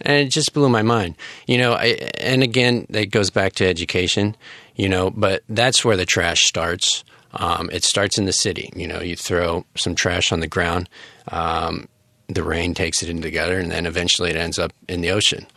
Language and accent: English; United States; moved away as an adult; now in Taiwan; as an American, um, living in Taiwan